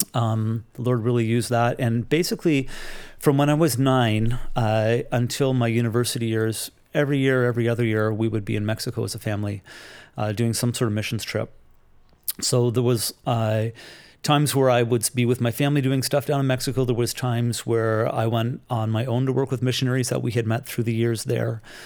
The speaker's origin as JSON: {"language": "English", "town": "Toronto", "region": "Ontario", "country": "Canada", "tie": "born or raised there", "said": "I grew up in the Toronto area"}